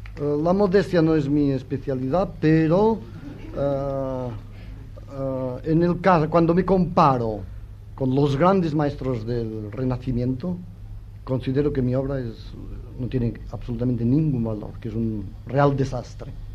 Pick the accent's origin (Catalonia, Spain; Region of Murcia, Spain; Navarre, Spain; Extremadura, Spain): Catalonia, Spain; yo soy catalán